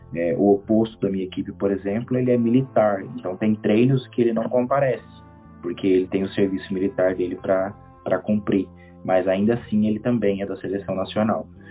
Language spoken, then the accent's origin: Portuguese; Caldas Novas, Goiás, Brazil; moved away as an adult; now in Kosovo; eu sou natural de Goiás